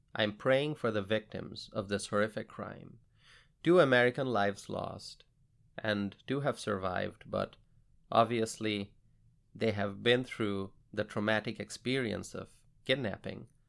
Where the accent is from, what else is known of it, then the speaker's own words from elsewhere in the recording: Bangladesh; now in United States; I grew up in Bangladesh